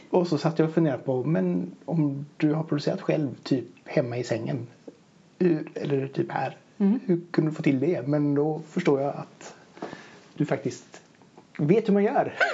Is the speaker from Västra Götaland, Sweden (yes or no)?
yes; Gothenburg, Västra Götaland, Sweden; som göteborgare att höra Backaplan, Nattrafiken, hej och Det var mycket sådana nedslag från i Göteborg.